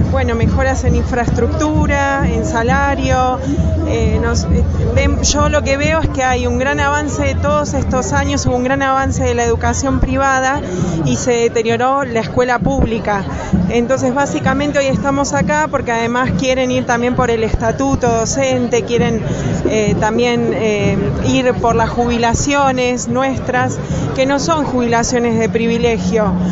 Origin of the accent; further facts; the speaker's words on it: Ramos Mejía, Buenos Aires Province, Argentina; soy del distrito de La Matanza, de la localidad de Ramos Mejía.